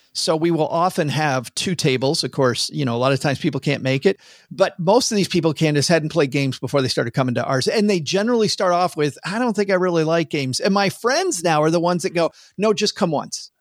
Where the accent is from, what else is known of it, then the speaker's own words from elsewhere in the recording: Midwest, United States; moved away; I'm from the Midwest